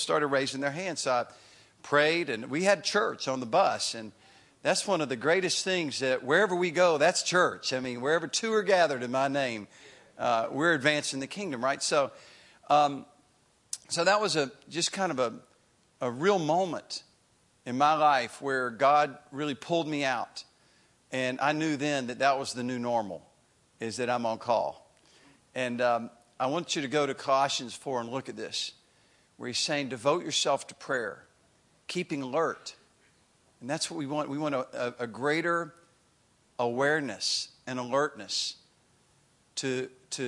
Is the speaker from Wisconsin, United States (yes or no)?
no; Greensboro, North Carolina, United States; also born or lived in Chapel Hill, North Carolina; my hometown in Greensboro